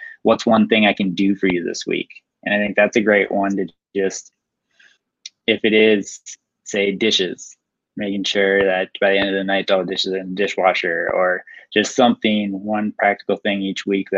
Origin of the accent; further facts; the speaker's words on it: Roseville, Minnesota, United States; I grew up in Roseville, just been in Minnesota, living in Minnesota my whole life